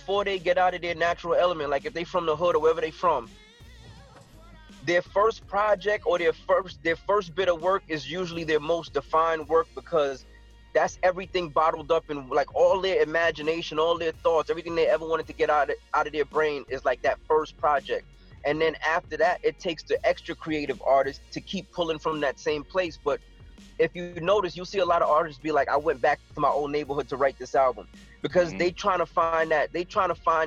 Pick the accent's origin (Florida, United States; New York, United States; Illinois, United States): New York, United States; New York City; moved away; also born or lived in Stamford, Connecticut; when I left the Bronx, I moved to Connecticut for about 2 years, 3 years, and then I left.